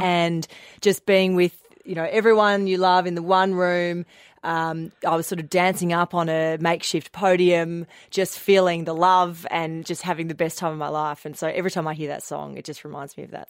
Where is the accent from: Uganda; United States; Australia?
Australia; Melbourne, Victoria; also born or lived in Fremantle, Western Australia; growing up in Melbourne, I grew up in the northeastern suburbs in McLeod